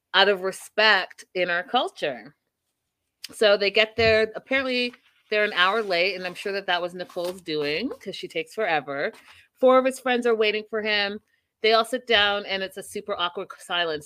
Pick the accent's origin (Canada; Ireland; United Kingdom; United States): Canada; as a Canadian